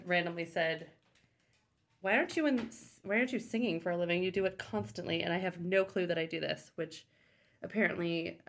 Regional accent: Palo Alto, California, United States; We are coming at you from my family home from growing up in Palo Alto, California

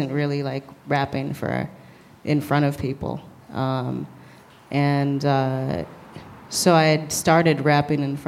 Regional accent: New York City, New York, United States; also born or lived in Cape Town, South Africa / Brooklyn; growing up in Manhattan and being a very Manhattan, and I still consider myself a Manhattanite

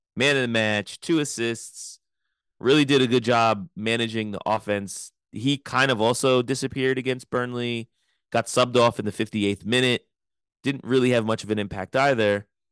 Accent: United States; We are American

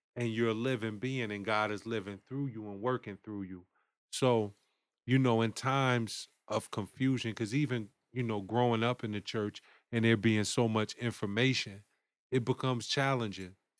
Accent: Bridgeport, Connecticut, United States; born or raised there; also born or lived in Winston-Salem, North Carolina / Durham, North Carolina

